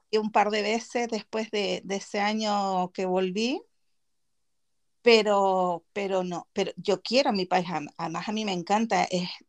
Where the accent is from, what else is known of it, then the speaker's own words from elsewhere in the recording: Gran Canaria, Canary Islands, Spain; also born or lived in Chile; Yo nací en Chile, pero me vine aquí con mis papás muy chiquitita. Yo tendría seis años más o menos. Y, desde los seis años que estoy viviendo aquí eh, en Gran Canaria.